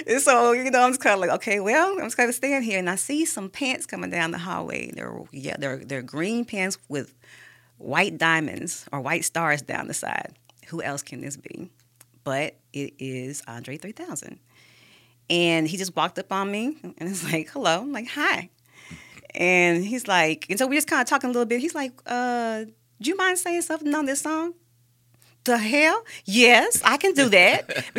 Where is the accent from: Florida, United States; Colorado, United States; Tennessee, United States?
Florida, United States; Tampa; also born or lived in St. Petersburg, Florida, United States; I love Florida. I grew up in Florida, in Tampa, and St. Pete. And so most of my family and friends are down there as well.